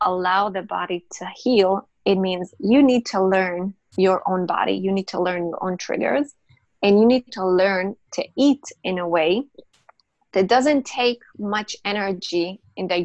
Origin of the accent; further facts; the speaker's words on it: Israel; I'm from Israel.